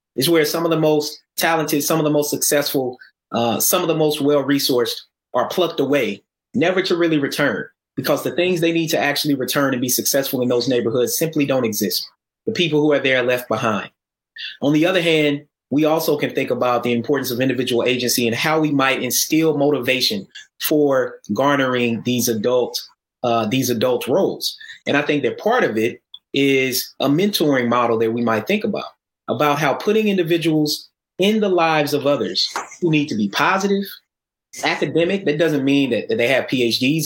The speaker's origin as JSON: {"language": "English", "town": "Atlanta", "region": "Georgia", "country": "United States", "tie": "born or raised there", "also_born_or_lived": "Tennessee", "said": "I grew up in Atlanta, and I'm originally from Tennessee"}